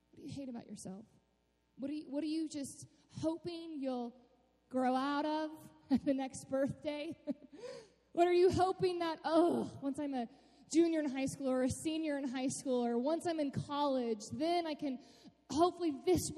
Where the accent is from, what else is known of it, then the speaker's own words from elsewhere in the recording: Austin, Texas, United States; also born or lived in Cleburne, Texas; I grew up in Austin, Texas, which is it's a pretty sweet city.